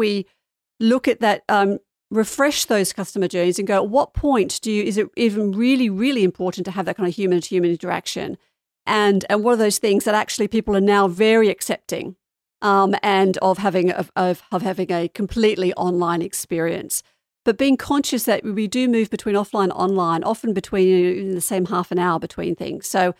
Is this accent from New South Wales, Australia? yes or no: yes; Sydney, New South Wales, Australia; moved away; So I was brought up in Australia. Maybe my accent's mellowed a little bit. I haven't lived there for a long time.